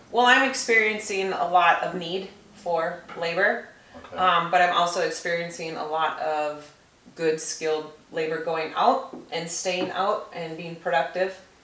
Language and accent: English; St. Cloud, Minnesota, United States; I grew up in St. Cloud